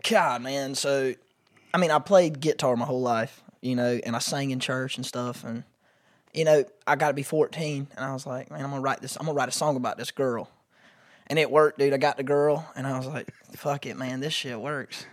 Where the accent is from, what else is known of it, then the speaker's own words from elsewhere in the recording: Pageland, South Carolina, United States; also born or lived in Columbia, South Carolina; I am from Pageland, Jefferson area, which is a really, like, small map dot